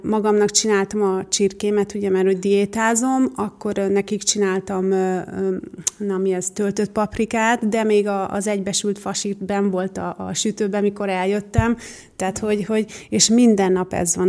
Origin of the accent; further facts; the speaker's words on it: Nagykanizsa, Zala, Hungary; also born or lived in Budapest; now in Göd, Hungary; gyerekkoromban ugye a Nagykanizsán jártam iskolába